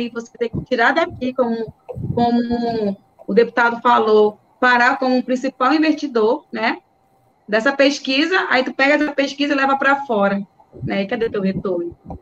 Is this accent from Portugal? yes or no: no; Pará, Brazil; nós somos do Pará